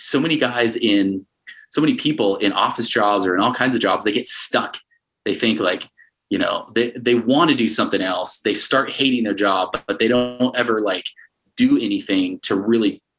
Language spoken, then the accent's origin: English; Connecticut, United States; moved away as an adult; also born or lived in Arizona / Utah; now in Salt Lake City, United States; I grew up mostly in Connecticut from fourth grade till I graduated high school